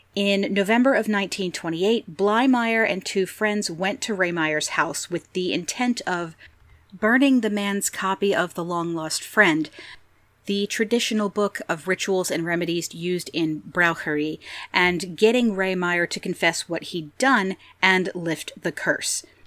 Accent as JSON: {"language": "English", "region": "Pennsylvania", "country": "United States", "said": "various places in Pennsylvania, my home state"}